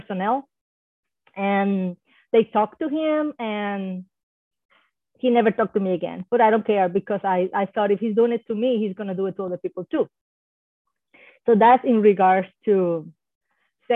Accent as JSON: {"language": "English", "country": "Puerto Rico", "tie": "born or raised there", "first_language": "Spanish", "second_language": "English", "moved": "yes", "lives_now": "Hawaii, United States", "said": "I was born in Puerto Rico. Hopefully some of you know that that's an island in the Caribbean, a U.S. island. And, you know, so my first language was Spanish for the longest"}